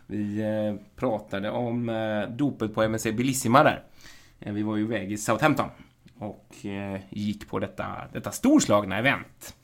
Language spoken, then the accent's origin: Swedish; Gothenburg, Västra Götaland, Sweden; som göteborgare